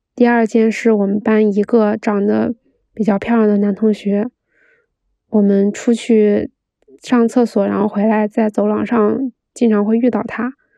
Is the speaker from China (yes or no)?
yes; Beijing, China; 然后一个并不精致的女孩儿在北京长大了